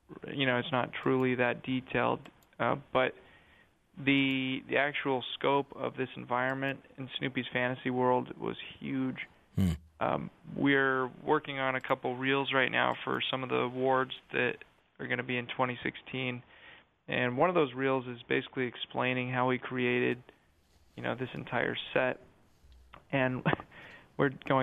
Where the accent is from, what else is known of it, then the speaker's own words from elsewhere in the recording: Sandy, Utah, United States; now in New York, United States; I grew up in Sandy